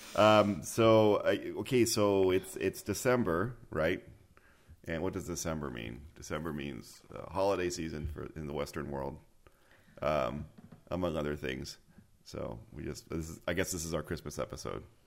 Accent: Mexico City, Mexico; moved away; Mexico City is my hometown.

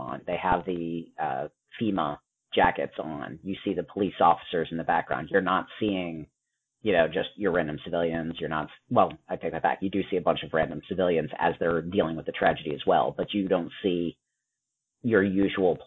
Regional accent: United States; I'm an American

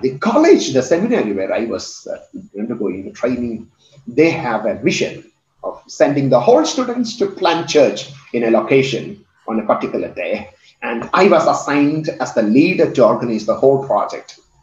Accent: India; I come from India

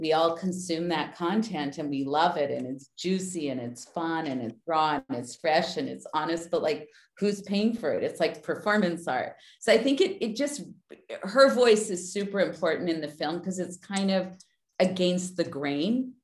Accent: Winnipeg, Manitoba, Canada; moved away; when I grew up, I grew up in Winnipeg

